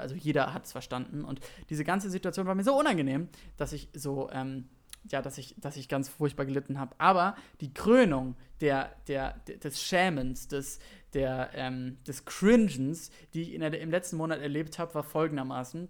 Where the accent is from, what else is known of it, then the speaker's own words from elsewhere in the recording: Berlin, Germany; noch in Zehlendorf, wo ich aufgewachsen bin